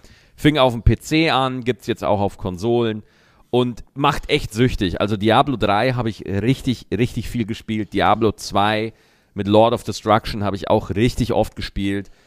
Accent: Lower Bavaria, Germany; bei uns in Niederbayern

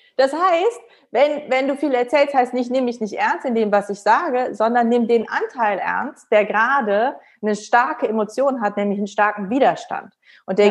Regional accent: Rhineland, Germany; ich bin ja auch Rheinländerin

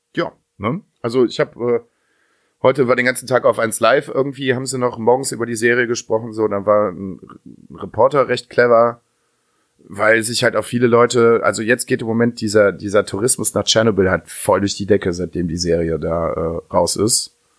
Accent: Dülken, North Rhine-Westphalia, Germany; bei uns in Dülken

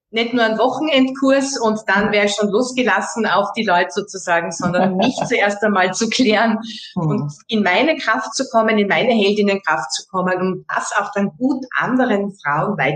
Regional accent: Austria; Bei uns in Österreich sagt man einfach, ja, Servus

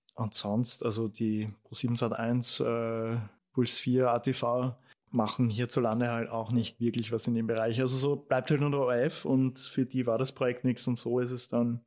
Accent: Austria; bei uns in Österreich

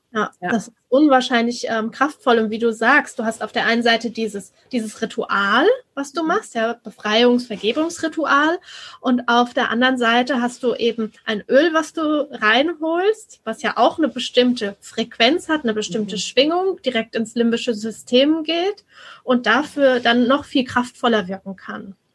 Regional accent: Germany

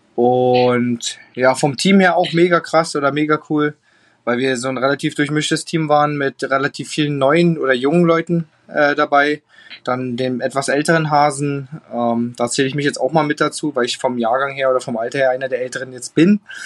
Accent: Germany; bei uns in Deutschland

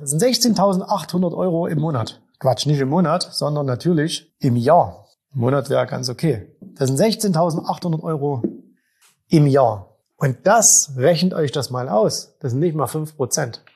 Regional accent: Zwickau, Saxony, Germany; in meiner Heimatstadt vorhanden sind. In Zwickau

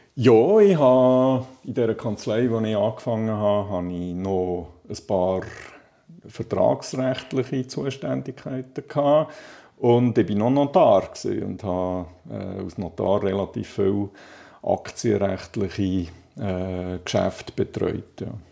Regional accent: Balsthal, Solothurn, Switzerland; now in Lake Biel, Switzerland; Ich bin in Ballstuhl aufgewachsen, Balstal. Das ist äh, äh knapp 15 Kilometer von Solothurn weg, hinter den Bergen im Jura, Solothurner Jura

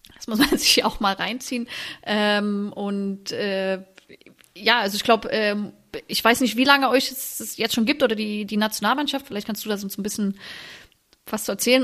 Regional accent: Germany; also born or lived in Sweden; als Deutsche quasi im Ausland zu spielen

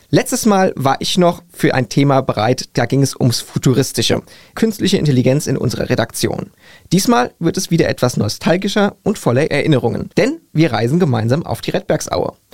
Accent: Wiesbaden, Hesse, Germany; Ich komme zwar aus Nordenstadt, aber bei uns gab es dann auch irgendwelche Ausflüge oder Wandertage

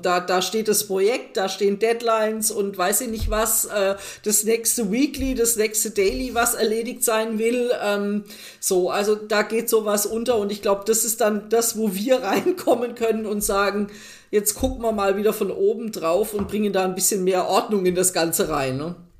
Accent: Germany; wir, glaube ich, als Deutsche

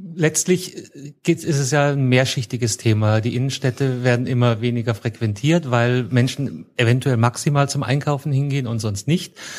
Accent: Munich, Bavaria, Germany; ich komme aus München

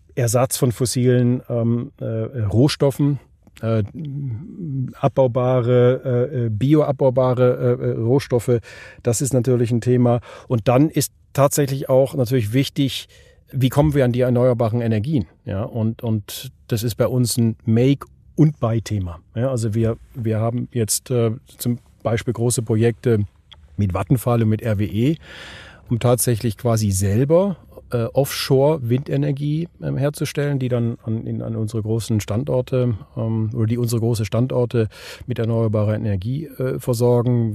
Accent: Switzerland; hier bei uns in der Schweiz

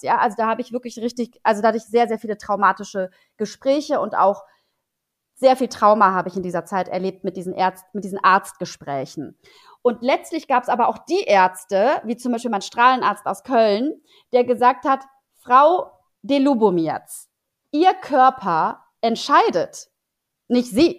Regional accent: Poland; now in Germany; ich bin ja gebürtige Polin

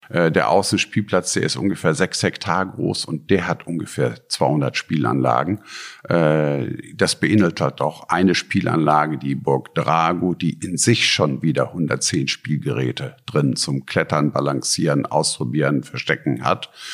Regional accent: North Rhine-Westphalia, Germany; moved away as an adult; now in Dankern, Germany; Ich bin in Ostwestfalen geboren. Dort ist ein Betrieb, Land- und Forstfischerbetrieb meiner Mutter, äh, wo wir dann hingezogen sind

